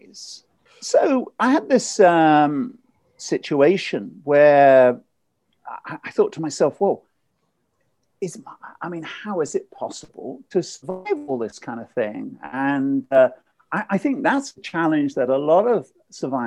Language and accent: English; Ipswich, East of England, United Kingdom; my hometown, Ipswich